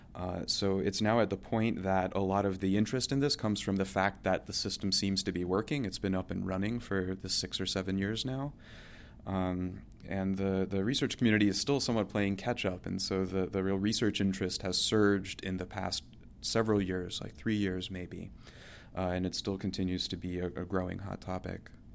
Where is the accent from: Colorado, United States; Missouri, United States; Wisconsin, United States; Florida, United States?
Florida, United States; Oviedo; moved away; my hometown, uh, in, in Seminole County in central Florida